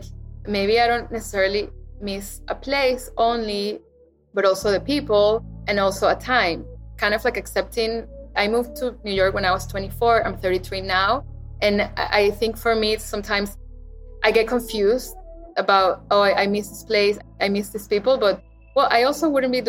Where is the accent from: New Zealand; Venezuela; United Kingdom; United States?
Venezuela; Caracas, Capital District; moved away; in Caracas, where I grew up